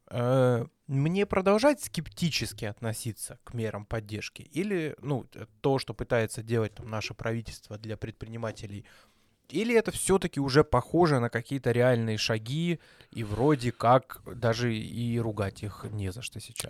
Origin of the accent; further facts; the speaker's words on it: Belgorod, Belgorod Oblast, Russia; а мы из Белгорода